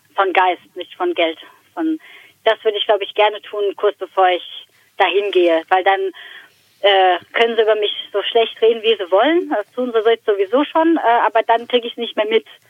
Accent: Frankfurt am Main, Hesse, Germany; als Frankfurter Mädchen

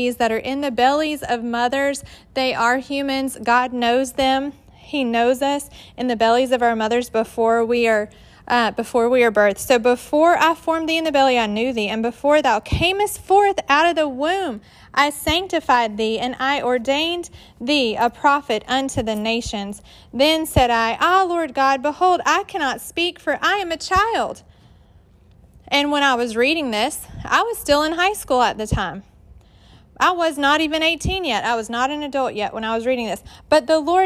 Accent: Georgia, United States; accent: southern drawl; moved away as an adult; now in West Virginia, United States; I'm from Georgia, if you can't tell by my accent, that's southern drawl

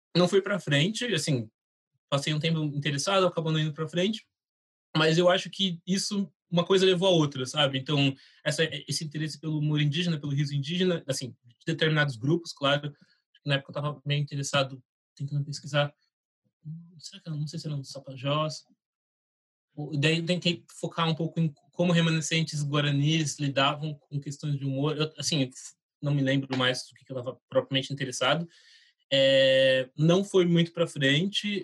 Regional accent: Taboão da Serra, São Paulo, Brazil; Eu nasci em São Paulo, cresci em Taboão da Serra, que é onde meus pais vivem até hoje

